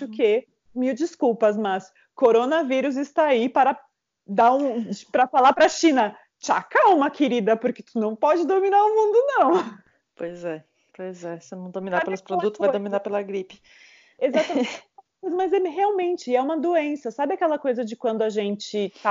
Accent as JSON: {"language": "Portuguese", "region": "southern Brazil", "country": "Brazil", "also_born_or_lived": "Caxias do Sul", "said": "eu venho do sul e no sul o carnaval tá começando há pouco tempo também"}